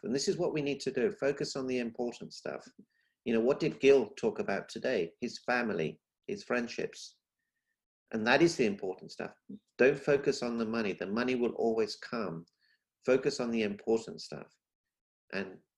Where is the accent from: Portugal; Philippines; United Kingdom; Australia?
United Kingdom; London; moved away as an adult; also born or lived in Africa; now in Celebration, United States; I was born in Africa. Not many people know that. And then from Africa, we moved to London. I lived in London for 35 years